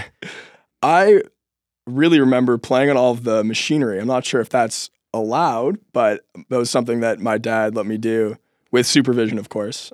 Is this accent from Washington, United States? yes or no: yes; Seattle, Washington, United States; moved away as an adult; growing up in Seattle, spending a lot of time in parks